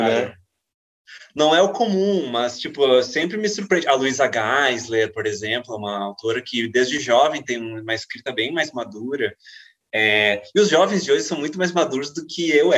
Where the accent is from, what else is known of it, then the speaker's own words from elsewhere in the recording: Brazil; já que somos brasileiros